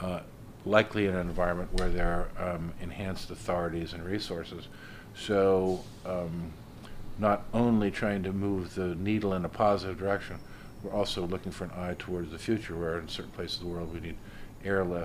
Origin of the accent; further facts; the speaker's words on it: United States; I'm an American.